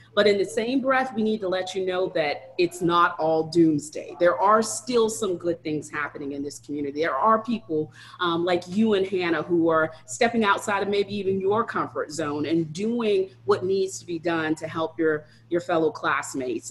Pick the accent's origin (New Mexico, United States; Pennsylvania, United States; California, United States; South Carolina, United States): South Carolina, United States; Ladson; I am actually from Charleston